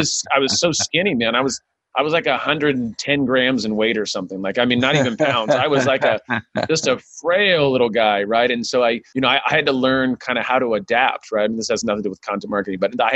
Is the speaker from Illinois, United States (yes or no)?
no; Sacramento, California, United States; I grew up in South Sacramento, and I was a minority